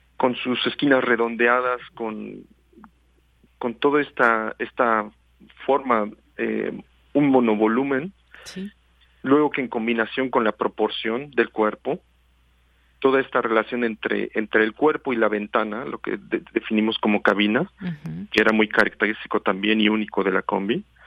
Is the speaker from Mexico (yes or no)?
yes; Mexico; como mexicanos pues nos tocó crecer no con, el bocho con la combi y, y, tener este este este tipo de auto siempre enfrente de los ojos no por toda la ciudad